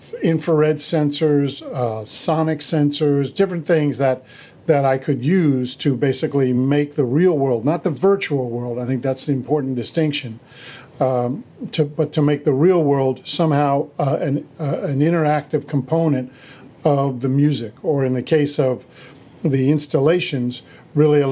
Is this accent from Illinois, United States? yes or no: no; Washington, District of Columbia, United States; I was raised in Washington, D.C.